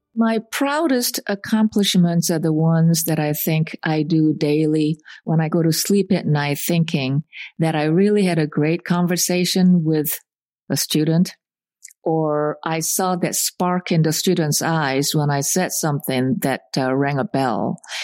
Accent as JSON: {"language": "English", "region": "Seoul", "country": "South Korea", "tie": "born or raised there", "moved": "yes", "said": "When I was growing up in Seoul, I had a lot of relatives"}